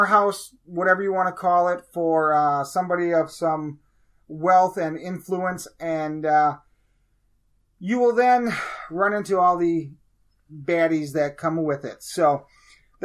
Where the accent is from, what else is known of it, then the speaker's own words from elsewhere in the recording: Wisconsin, United States; I'm from Wisconsin.